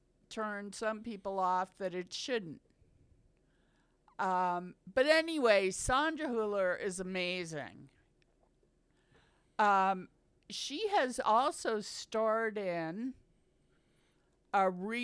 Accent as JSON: {"language": "English", "country": "United States", "said": "It's just that we're American, so we don't know yet."}